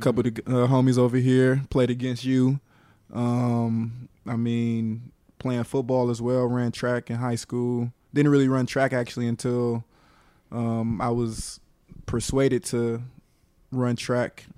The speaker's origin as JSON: {"language": "English", "town": "Atlanta", "region": "Georgia", "country": "United States", "tie": "born or raised there", "also_born_or_lived": "Carrollton, Georgia / Cobb County, Georgia", "said": "born in Carrollton, raised in Atlanta, uh, you know, kicked it with all you guys over in Cobb when I moved up, up there, uh, I guess after my sixth grade year"}